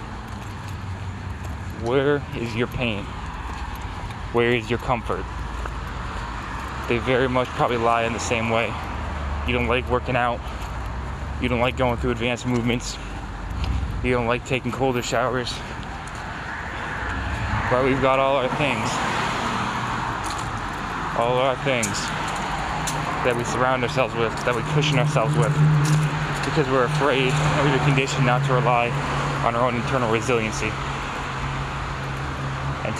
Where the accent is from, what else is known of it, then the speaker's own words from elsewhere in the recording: New York, United States; also born or lived in New England; now in California, United States; I'm a dude from New York originally